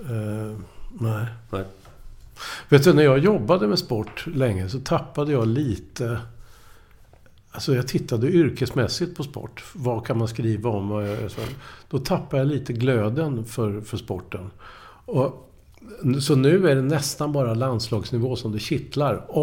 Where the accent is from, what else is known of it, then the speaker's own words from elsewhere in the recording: Linköping, Östergötland, Sweden; Jag kommer ju från Linköping. Jag var ju HFF-are eller, mm. eller, eller Snoka, Norrköping och sådär.